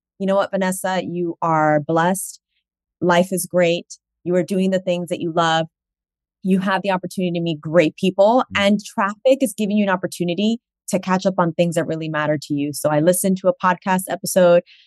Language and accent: English; New York City, New York, United States; I'm from Washington Heights in the Bronx